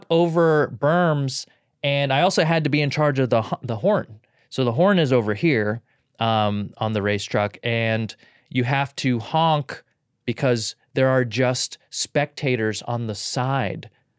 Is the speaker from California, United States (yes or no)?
yes; California, United States; There's parts of me that are very bro stuff growing up in Southern California.